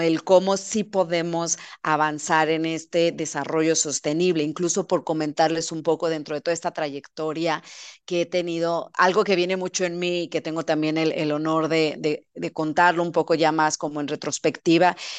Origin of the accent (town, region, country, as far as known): Sonora, Mexico; born or raised there